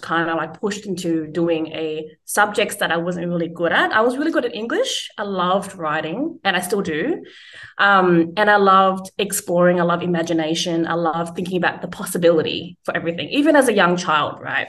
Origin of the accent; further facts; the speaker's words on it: Australia; as a first generation growing up in Australia